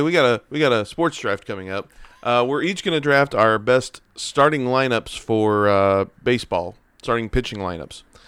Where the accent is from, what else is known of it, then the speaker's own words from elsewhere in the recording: St. Louis, Missouri, United States; Born and raised in Saint Louis, Cardinal fan